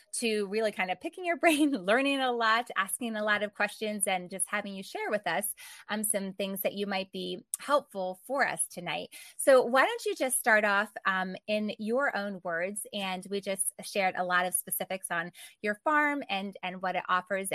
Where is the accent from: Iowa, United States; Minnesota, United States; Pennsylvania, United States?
Pennsylvania, United States; Lancaster; moved away; I grew up in Lancaster, Pennsylvania